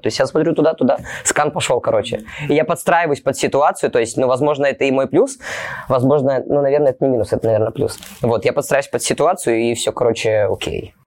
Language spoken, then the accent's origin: Russian; Mogilev, Mogilev Region, Belarus; moved away as an adult; now in Moscow, Russia; я вообще не местный, я не с Москвы, я даже не из какого-то там другого российского города, я с Беларуси. Я с города Могилева.